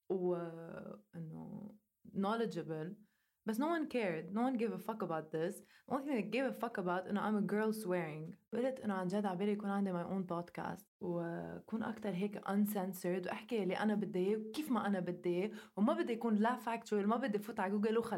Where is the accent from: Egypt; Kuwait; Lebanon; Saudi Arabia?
Lebanon; اللي ما بيعرف انه انا لبنانيه انا لبنانيه وعايشه بلبنان